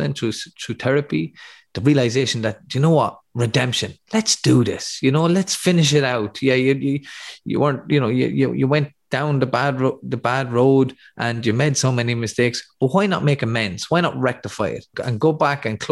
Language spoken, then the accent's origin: English; Athy, Leinster, Ireland; my hometown of Athy